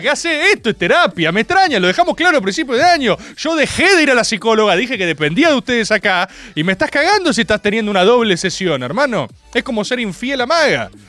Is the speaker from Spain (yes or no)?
no; Argentina; como argentinos